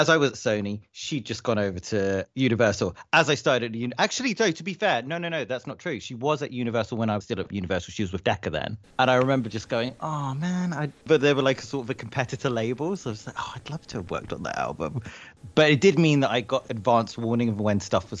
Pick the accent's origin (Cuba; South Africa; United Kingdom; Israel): United Kingdom; being British